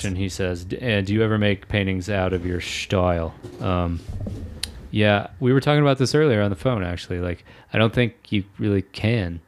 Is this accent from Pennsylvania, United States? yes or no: no; Kentucky, United States; I'm from Kentucky and, like, people drive trucks there